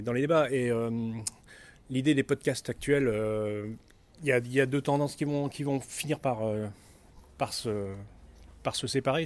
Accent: Grenoble, Auvergne-Rhône-Alpes, France; moi, je viens de Grenoble

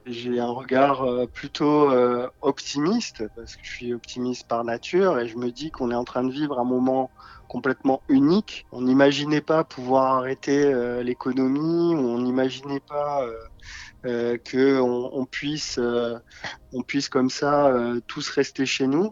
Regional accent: south of France, France; moved away as an adult; now in Paris region, France; je vis sur euh, la région parisienne depuis 20 ans maintenant. Oui. Mais euh, je suis originaire plutôt du sud de la France

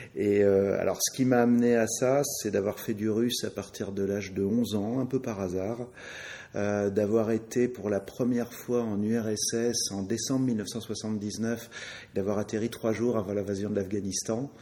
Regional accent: France; en tant que Français, euh, bah, j'ai appris, comme tous les petits Français, que Charlemagne était français

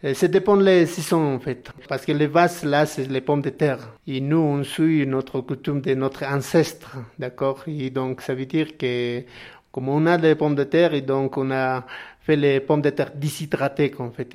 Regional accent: Tuni Condoriri, Cordillera Real, Altiplano, La Paz, Bolivia; French is a second language; Je viens de la Cordillera Royale, de l'Altiplano, près de lac en fait

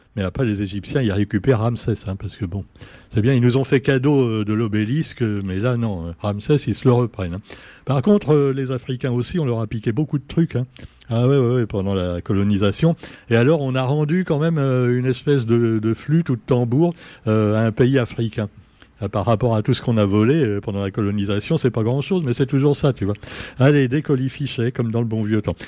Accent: Réunion; chez nous à La Réunion

